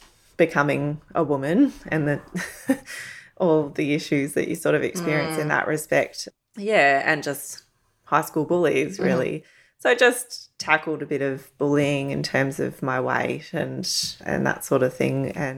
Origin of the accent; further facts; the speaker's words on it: Werribee, Victoria, Australia; No, so I grew up in Werribee.